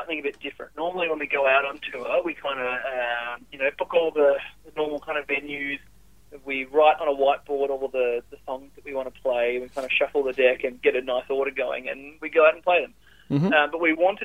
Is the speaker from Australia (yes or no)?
yes; Perth, Western Australia, Australia; moved away as an adult; I grew up in Perth